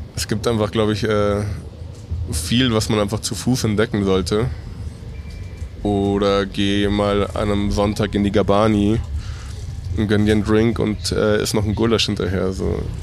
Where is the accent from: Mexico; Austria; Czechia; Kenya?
Mexico; now in Munich, Germany